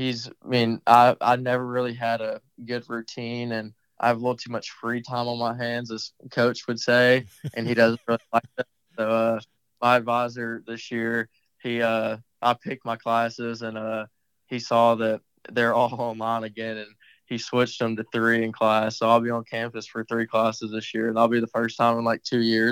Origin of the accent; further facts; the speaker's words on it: Madisonville, Texas, United States; growing up in Madisonville, like I said, on that 9-hole course